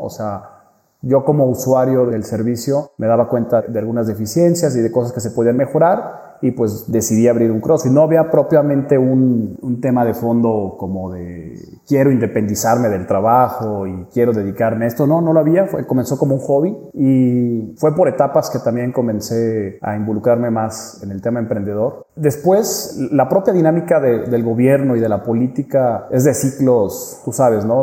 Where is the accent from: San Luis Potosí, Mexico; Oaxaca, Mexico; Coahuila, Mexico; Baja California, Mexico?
San Luis Potosí, Mexico; also born or lived in Mexico City; Soy potosino, pero bueno, hice allá la carrera